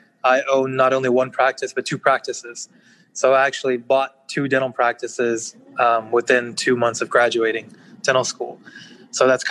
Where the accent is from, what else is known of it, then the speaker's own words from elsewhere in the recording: Texas, United States; also born or lived in Pakistan; I was born in Pakistan, and I moved here when I was three, so essentially raised here in Texas